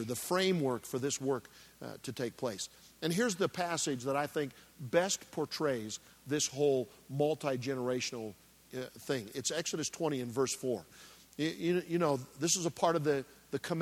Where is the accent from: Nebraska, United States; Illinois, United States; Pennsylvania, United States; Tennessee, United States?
Nebraska, United States; I grew up in Nebraska